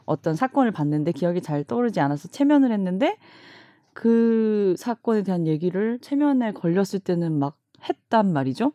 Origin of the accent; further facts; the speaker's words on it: Busan, South Korea; now in Seoul, South Korea; 저도 부산 출신이고 서울에 왔는데